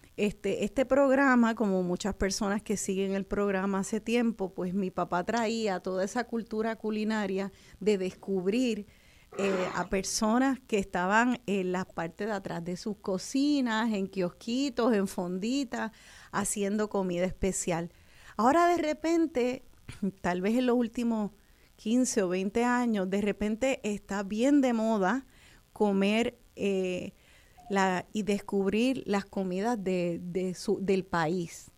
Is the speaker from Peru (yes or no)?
no; Puerto Rico; en verano nos gusta explorar nuestro país